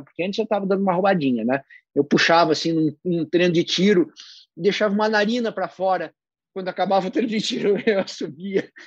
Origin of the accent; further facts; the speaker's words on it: Rio Grande do Sul, Brazil; eu sou gaúcho